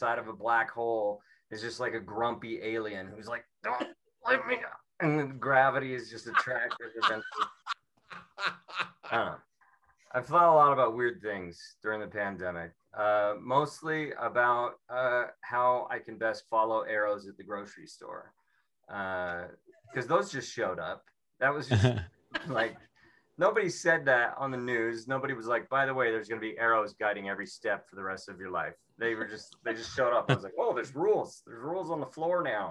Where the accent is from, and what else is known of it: Seattle, Washington, United States